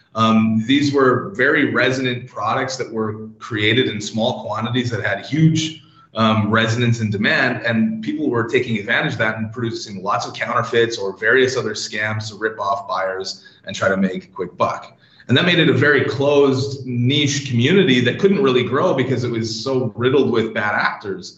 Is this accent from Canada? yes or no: yes; Canada; moved away as an adult; now in London, United Kingdom; as you can tell from the accent and what I mentioned earlier about the weather, I'm, I'm originally from Canada. I've been in Europe for about 12 years now